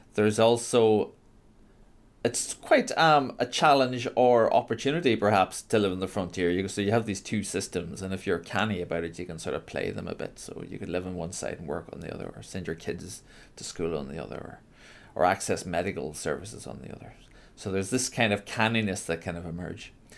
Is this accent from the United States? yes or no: no; Donegal, Ulster, Ireland; I grew up in Donegal